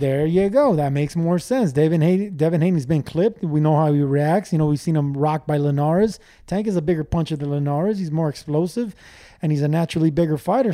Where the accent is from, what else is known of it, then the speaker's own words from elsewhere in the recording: Los Angeles, California, United States; We grow up from nothing. I, I came from East LA.